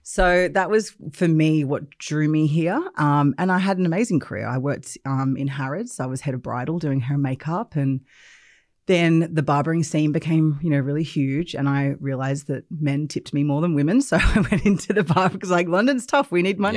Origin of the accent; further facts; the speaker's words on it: Australia; moved away as an adult; also born or lived in England; I grew up in Australia, uh, but then I left when I was twenty-one and I came to the U K